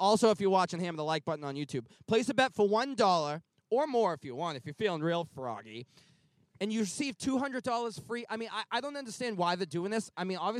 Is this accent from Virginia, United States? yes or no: no; Kentucky, United States; I'm from Kentucky.